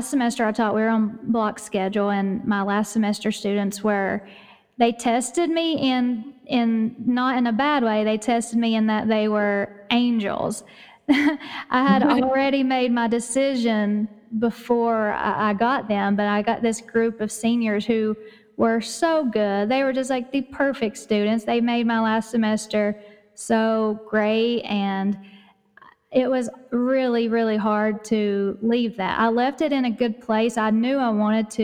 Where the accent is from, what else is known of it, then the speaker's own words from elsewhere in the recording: East Tennessee, United States; accent: East Tennessee; you can probably tell by my accent that I live in Tennessee, in East Tennessee, in the mountains